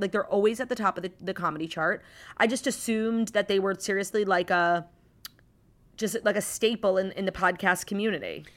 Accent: New York City, New York, United States; as a New Yorker, but more importantly, as a Jew

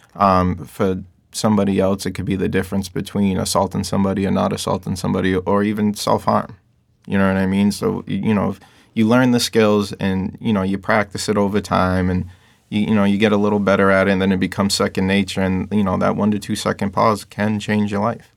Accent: Lynn, Massachusetts, United States; I grew up in Lynn. I lived in Lynn ninety percent of my life

